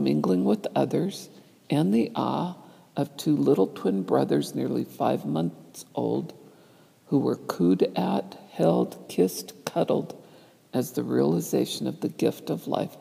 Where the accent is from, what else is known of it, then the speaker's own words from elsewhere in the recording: United States; moved away; Thanksgiving, celebrated on the fourth Thursday of November in my home country